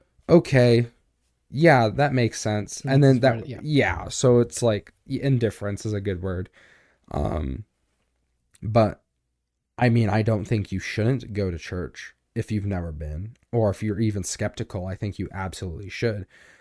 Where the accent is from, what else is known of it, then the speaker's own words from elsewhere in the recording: United States; I'm not from the South, but I definitely grew up in the whole like, well, I have a gun and I'm right because I'm American.